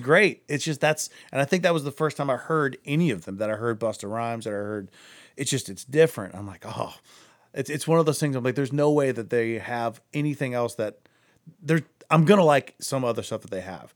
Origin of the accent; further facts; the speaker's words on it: Akron, Ohio, United States; I'm from Akron